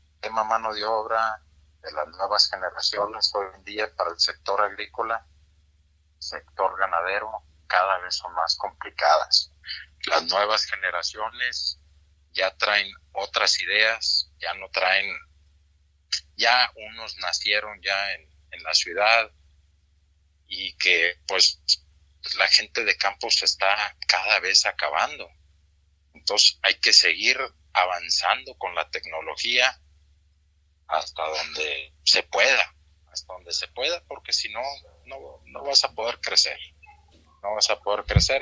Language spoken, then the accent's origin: Spanish; Mexico; somos mexicanos y producimos bueno también aquí en México